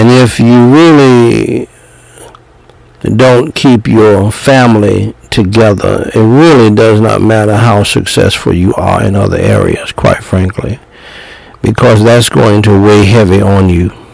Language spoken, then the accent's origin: English; United States; I'm black American